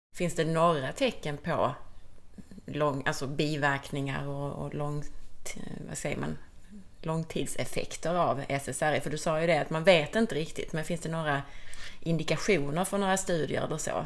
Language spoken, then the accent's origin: Swedish; Skåne, Sweden; accent: Scanian (skånska); min skånska blir ännu mer skånsk och härlig när jag pratar med Cecilia